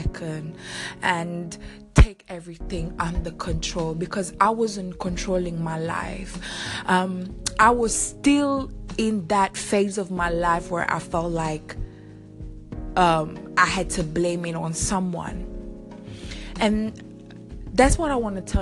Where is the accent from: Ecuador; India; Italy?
Italy; also born or lived in Seychelles; I was born on the island Seychelles, growing up in Italy, different society, different way of living